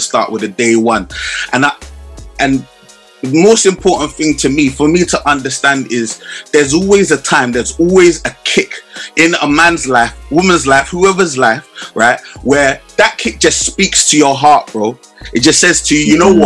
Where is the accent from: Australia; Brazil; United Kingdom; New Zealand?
United Kingdom; London; I grew up in Southeast